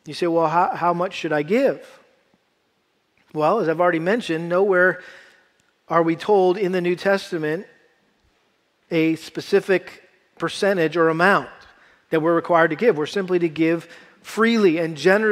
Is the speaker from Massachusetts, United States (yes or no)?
yes; Massachusetts, United States; I had to do a lot of harvesting growing up in Massachusetts with our garden